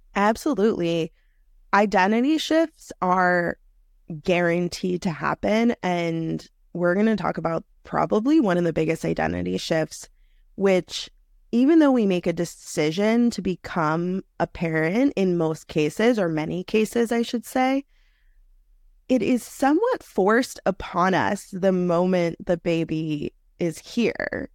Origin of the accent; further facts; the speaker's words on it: New York City, New York, United States; I am a native New Yorker. I grew up in New York City in one of the outer boroughs